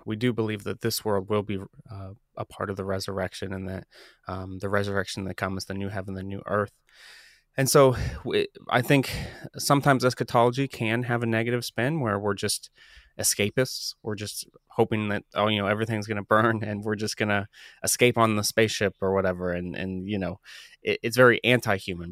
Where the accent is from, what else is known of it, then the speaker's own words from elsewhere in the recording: Columbus, Ohio, United States; I, I grew up in Columbus, Ohio. I still live here with my wife